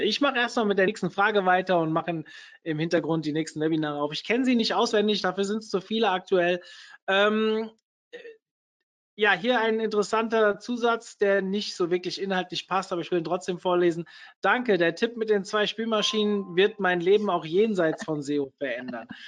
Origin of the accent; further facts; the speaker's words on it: Hesse, Germany; ich bin Hesse